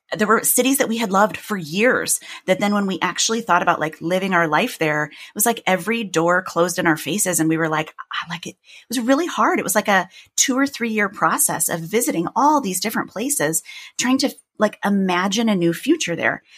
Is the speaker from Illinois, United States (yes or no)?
yes; Chicago, Illinois, United States; accent: Midwestern; moved away as an adult; now in New York, United States; I had lived in my hometown for a long time